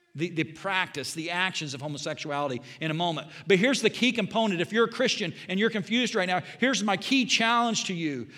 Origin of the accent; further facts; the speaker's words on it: Southern Indiana, United States; now in Bond County, Illinois, United States; I grew up in Southern Indiana, went to a Bible college